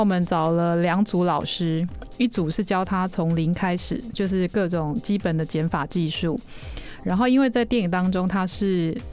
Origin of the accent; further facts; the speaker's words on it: Taichung, Taiwan; 我就是台中人，吃水饺然后要加东泉